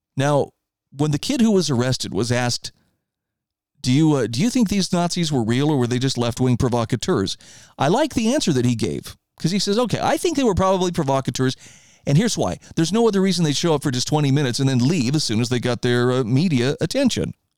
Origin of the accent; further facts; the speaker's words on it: Idaho, United States; my home state of Idaho